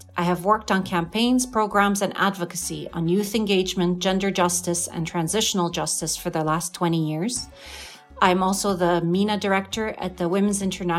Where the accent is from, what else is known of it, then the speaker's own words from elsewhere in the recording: Jerusalem, Palestine; I'm born for a middle-class family in Jerusalem, and I've grown up all my life in the occupied territory.